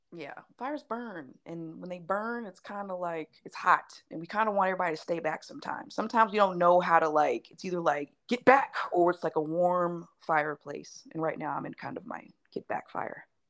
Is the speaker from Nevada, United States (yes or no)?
yes; Las Vegas, Nevada, United States; I was born and raised mm-hmm. in Las Vegas